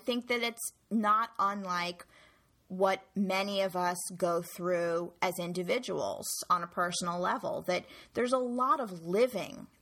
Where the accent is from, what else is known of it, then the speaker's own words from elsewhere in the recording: New York, United States; I was born and raised in New York